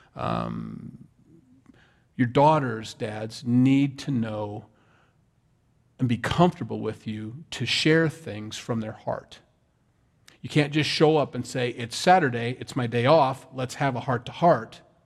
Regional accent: Sioux City, Iowa, United States; I'm from Iowa. Sioux City, Iowa

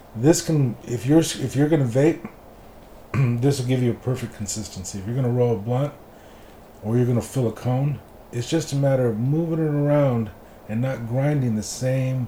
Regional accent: Los Angeles, California, United States; also born or lived in Florida; now in Las Vegas, United States; I'm from East

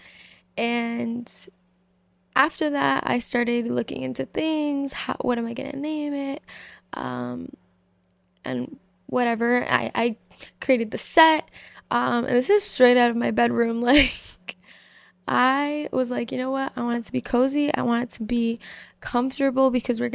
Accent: Massachusetts, United States; I'm 21 years old. I'm from Massachusetts.

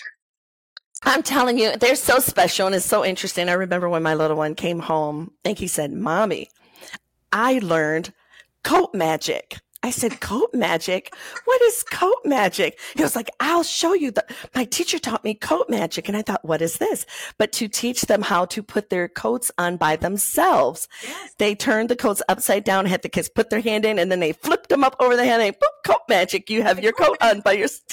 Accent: Covert, Michigan, United States; I was born and raised in right outside of South Haven, Michigan, in a oh, small town called Covert.

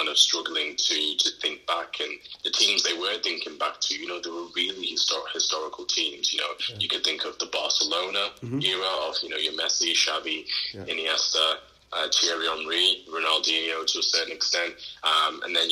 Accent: Liverpool, North West England, United Kingdom; moved away as an adult; also born or lived in Manchester; growing up in Liverpool

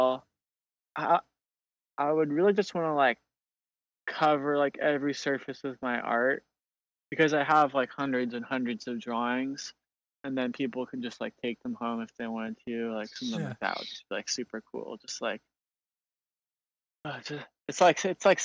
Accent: Portland, Oregon, United States; I'm from Portland, Oregon

